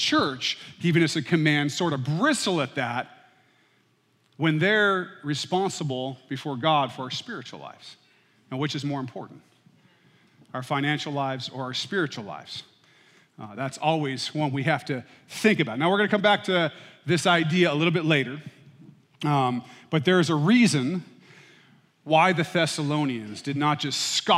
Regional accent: United States; I was born and raised in the United States

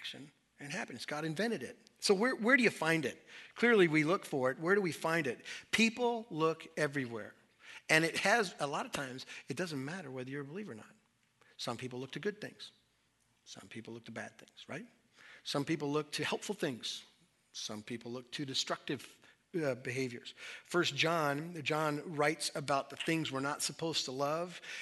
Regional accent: Southwest, United States; When I was a kid, I grew up in the Southwest.

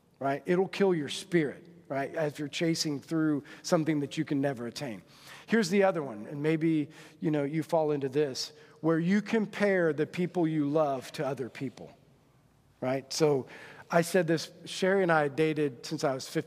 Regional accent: Monroe, Indiana, United States; I grew up in Monroe. And in Monroe, it was a very small school, went to Adams Central

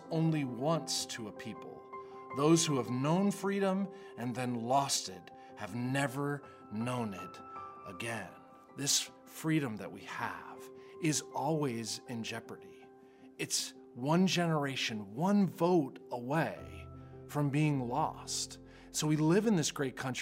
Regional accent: United States

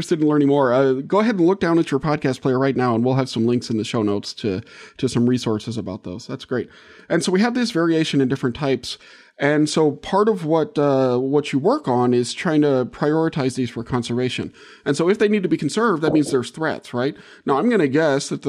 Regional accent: New Orleans, Louisiana, United States; moved away as an adult; also born or lived in Great Lakes region; the coastal swamps we had in New Orleans or in Louisiana where I grew up

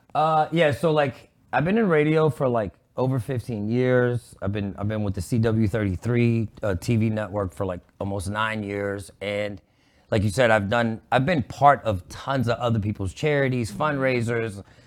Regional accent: Pittsburgh, Pennsylvania, United States; moved away as an adult; also born or lived in New York City; now in Dallas, United States; mostly grew up in Pittsburgh

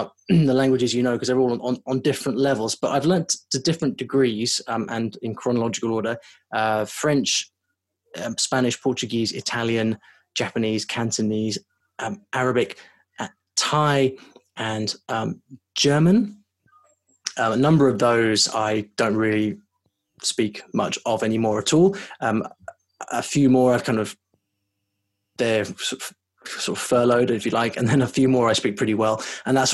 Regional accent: United Kingdom; also born or lived in London; I'm from the UK

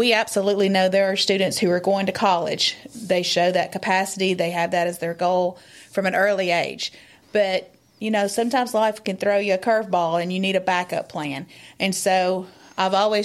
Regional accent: Giles County, Tennessee, United States; I am from Giles County

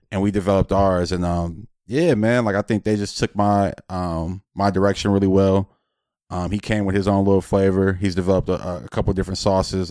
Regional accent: Los Angeles, California, United States; I'm from Los Angeles

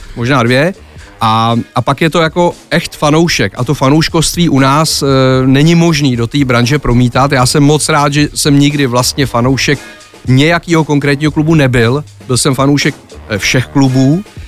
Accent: Prague, Czechia; Akorát jsem rodilej Žižkovák

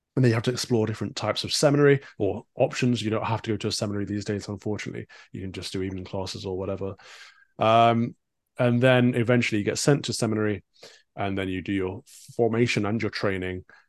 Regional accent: East Midlands, United Kingdom; born and raised in the Midlands, so for an, an, an American audience, that's Sherwood Forest

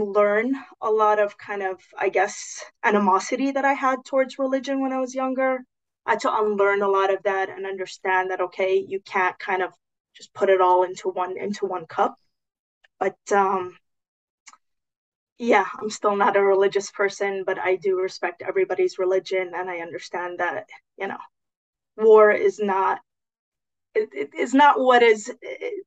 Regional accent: Los Angeles, California, United States; also born or lived in Lebanon; growing up in Los Angeles, growing up with such diversity.

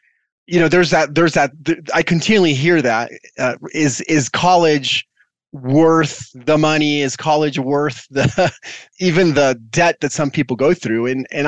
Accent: Mexico City, Mexico; born there; me as a kid, I was born in Mexico because my dad was working abroad and all

